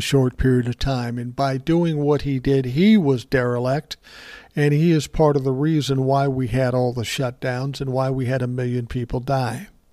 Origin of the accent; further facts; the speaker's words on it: Minnesota, United States; I'm from Minnesota